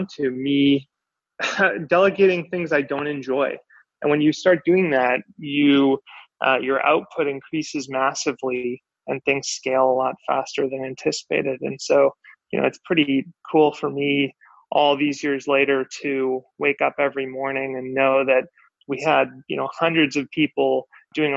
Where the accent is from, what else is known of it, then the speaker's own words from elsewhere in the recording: Vancouver, British Columbia, Canada; also born or lived in Victoria, Canada; growing up, I grew up in Vancouver, Canada